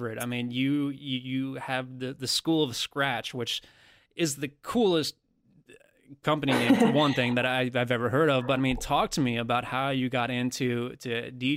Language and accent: English; United States; somebody who was born and raised and lived in America my entire life